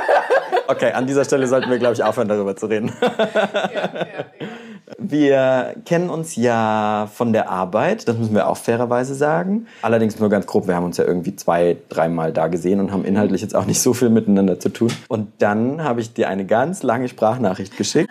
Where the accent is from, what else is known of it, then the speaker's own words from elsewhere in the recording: Bavaria, Germany; now in Mainz, Germany; ich komme ja aus dem Kaff aus Bayern